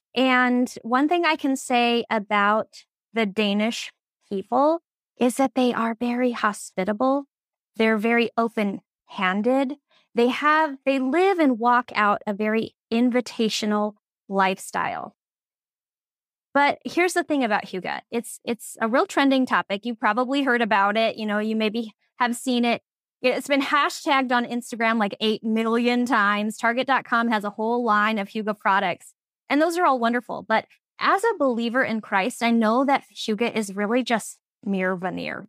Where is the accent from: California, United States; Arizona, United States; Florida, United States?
Arizona, United States; Phoenix; moved away as an adult; now in Minnesota, United States; I am originally from Phoenix, Arizona, but I followed love all the way to Minnesota, you know, twenty plus years ago